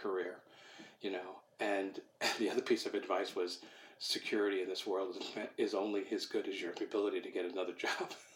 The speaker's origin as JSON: {"language": "English", "area": "Rockland County", "region": "New York", "country": "United States", "tie": "born or raised there", "also_born_or_lived": "Brooklyn, New York / Connecticut", "said": "I was I was born in Brooklyn, New York. My parents moved us out of the city uh, when I was like four years old to an area just north of New York, about 30 miles, called uh, Rockland County"}